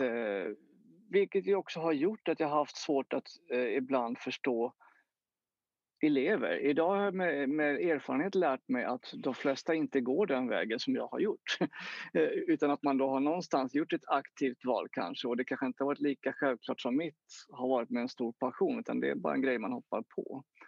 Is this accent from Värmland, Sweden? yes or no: no; Jönköping, Jönköping County, Sweden; jag växte upp eh, i Jönköping